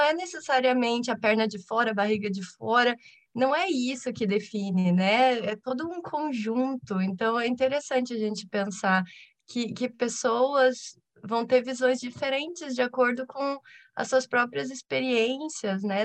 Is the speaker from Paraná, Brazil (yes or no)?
yes; Curitiba, Paraná, Brazil; eu sou de Curitiba